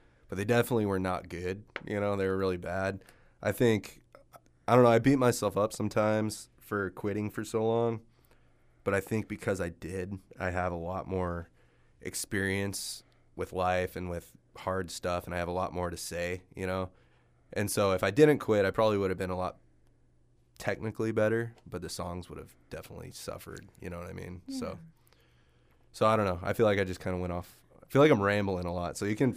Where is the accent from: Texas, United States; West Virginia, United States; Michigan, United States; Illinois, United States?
Texas, United States; moved away; I'm from Texas, and so I go down there and visit my family and stuff